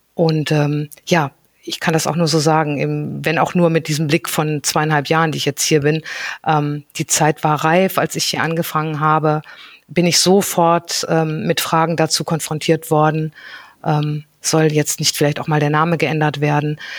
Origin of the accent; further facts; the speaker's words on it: North Rhine-Westphalia, Germany; ich bin ähm, ganz behütet am Niederrhein aufgewachsen und ähm, bin dort zur Schule gegangen